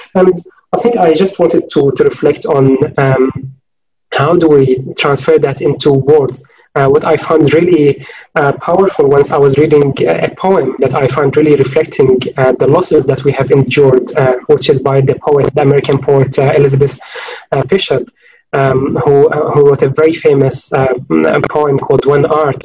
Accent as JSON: {"language": "English", "town": "Homs", "region": "Homs Governorate", "country": "Syria", "tie": "born or raised there", "also_born_or_lived": "Oxford, United Kingdom", "moved": "as an adult", "said": "in Homs, in my neighborhood"}